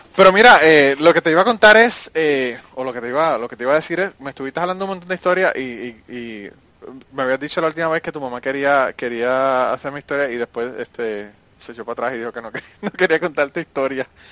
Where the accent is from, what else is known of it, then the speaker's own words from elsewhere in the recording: Utuado, Puerto Rico; moved away; also born or lived in Nashville; En mi pueblo Utuado.